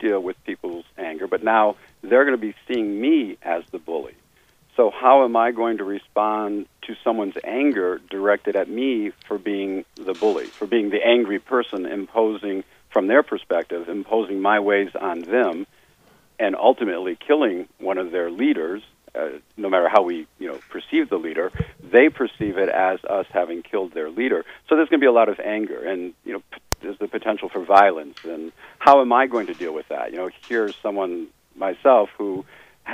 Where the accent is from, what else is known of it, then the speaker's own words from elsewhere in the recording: United States; I was from the United States